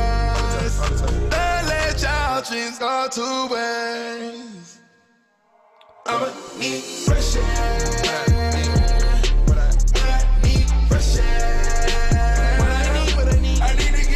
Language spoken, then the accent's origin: English; New York, United States; Nah, I'm from New York.